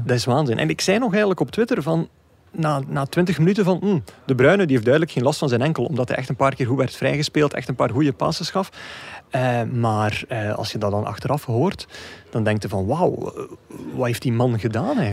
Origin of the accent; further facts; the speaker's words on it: Belgium; als Belg